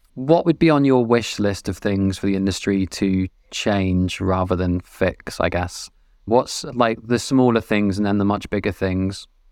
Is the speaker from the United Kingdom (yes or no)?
yes; Weymouth, South West England, United Kingdom; I worked in a venue growing up in Weymouth